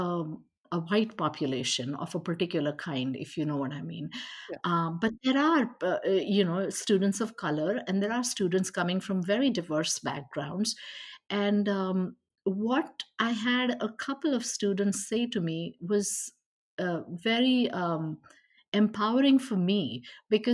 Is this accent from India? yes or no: yes; India; also born or lived in Westborough, Massachusetts, United States; now in Portland, United States; I'm from India